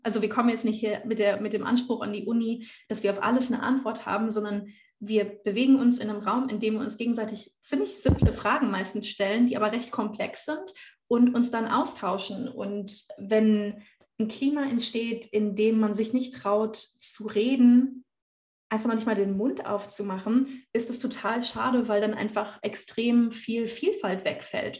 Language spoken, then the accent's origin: German; Rhineland, Germany; accent: Standard German; moved away as an adult; also born or lived in Trier; now in Berlin, Germany; Ich bin zwar im Rheinland aufgewachsen, ich spreche aber kein Bönsch, weil meine Eltern aus dem Ruhrgebiet kommen